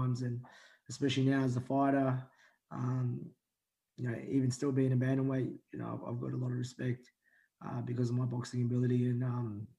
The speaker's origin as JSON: {"language": "English", "town": "Melbourne", "region": "Victoria", "country": "Australia", "tie": "born or raised there", "also_born_or_lived": "Manila, Philippines", "said": "I grew up in West Heidelberg in reservoir most of my life. I was originally born in Manila in the Philippines. I come here when I was four"}